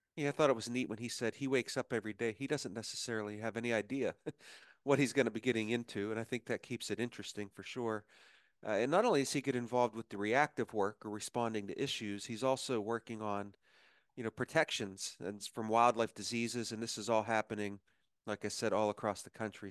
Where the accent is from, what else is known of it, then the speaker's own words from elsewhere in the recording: Punxsutawney, Pennsylvania, United States; I was born in Punxsutawney